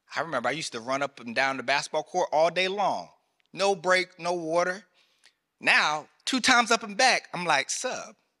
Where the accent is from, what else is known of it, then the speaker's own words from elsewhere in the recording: North Carolina, United States; I grew up in North Carolina, the country South